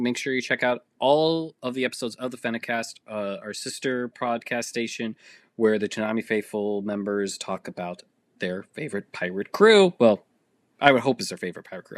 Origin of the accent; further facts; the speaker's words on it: Massachusetts, United States; I'm from Massachusetts